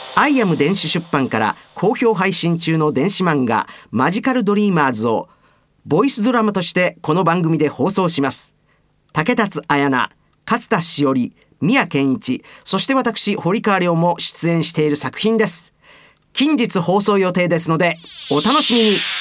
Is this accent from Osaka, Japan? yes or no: yes; Osaka, Japan; accent: Osaka-ben; 僕の大阪弁